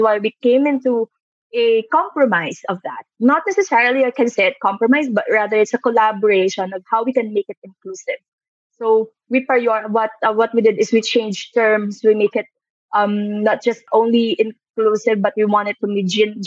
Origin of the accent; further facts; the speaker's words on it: Iloilo City, Western Visayas, Philippines; now in Manila, Philippines; growing up in Iloilo, living in Manila